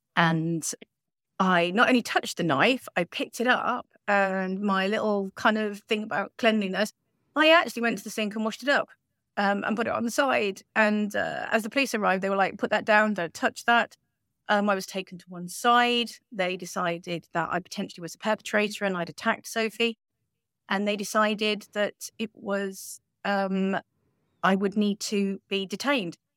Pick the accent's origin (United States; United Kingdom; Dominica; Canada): United Kingdom; now in Spain; We're British citizens, but we're living, um, a lovely life on the Sunshine Coast in Spain